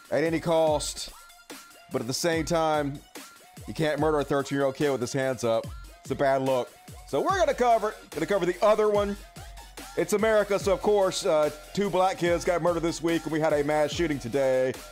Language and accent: English; Long Island, New York, United States; I'm from Long Island.